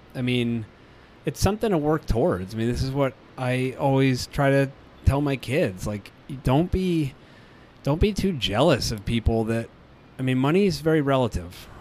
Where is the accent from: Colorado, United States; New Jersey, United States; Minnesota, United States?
Colorado, United States; we're from Colorado.